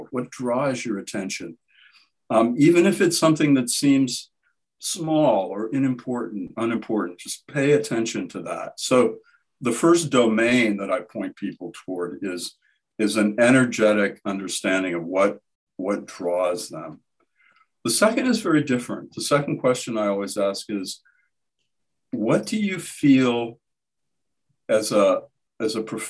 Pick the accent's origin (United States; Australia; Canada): United States; Midwestern Ohio; my growing up in Midwestern Ohio